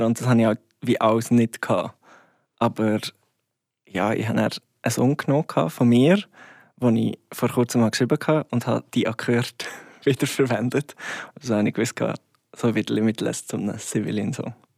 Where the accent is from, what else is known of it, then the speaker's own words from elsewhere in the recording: Goldiwil, Bern, Switzerland; das heisst Goldiville bei Thun. Ähm, oder ja, nein, Goldiville, Klammer Thun. Und ja, es ist ein kleines Dörfchen, wo ich aufgewachsen bin